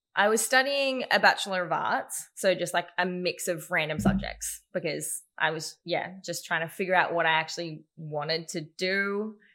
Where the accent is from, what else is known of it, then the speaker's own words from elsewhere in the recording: Newcastle, New South Wales, Australia; I grew up in Newcastle, born and raised in Newey, and loved it